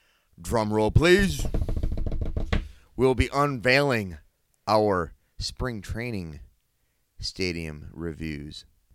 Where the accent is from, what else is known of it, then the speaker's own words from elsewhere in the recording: Wisconsin, United States; I grew up in Wisconsin